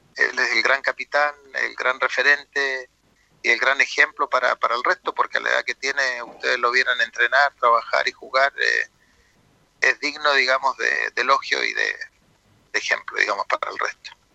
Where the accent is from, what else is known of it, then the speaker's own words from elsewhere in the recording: Talca, Maule, Chile; yo soy de Talca